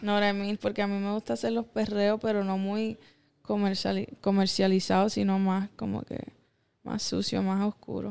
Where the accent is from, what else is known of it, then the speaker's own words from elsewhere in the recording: Miami, Florida, United States; first language English; Spanish is a second language; Because I was born in Miami.